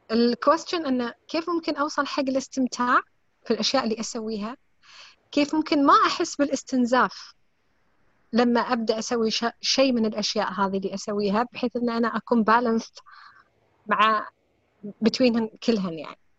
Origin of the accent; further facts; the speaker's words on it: United Arab Emirates; من الامارات